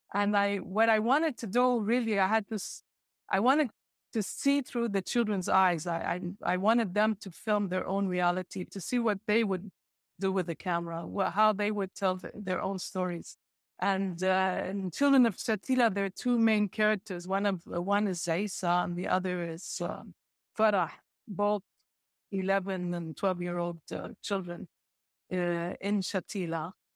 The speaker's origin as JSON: {"language": "English", "town": "Beirut", "region": "Beirut Governorate", "country": "Lebanon", "tie": "born or raised there", "also_born_or_lived": "Jordan / Nablus / San Francisco", "said": "growing up in Lebanon"}